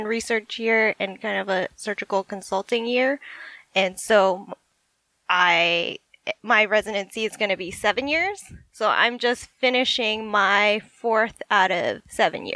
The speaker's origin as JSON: {"language": "English", "town": "Las Vegas", "region": "Nevada", "country": "United States", "moved": "yes", "lives_now": "San Francisco, United States", "said": "I am originally from Las Vegas. I'm currently living in San Francisco"}